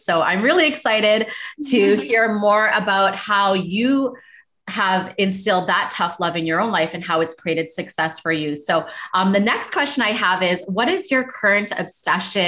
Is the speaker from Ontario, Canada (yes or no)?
yes; Toronto, Ontario, Canada; moved away as an adult; I moved from Toronto when I was 19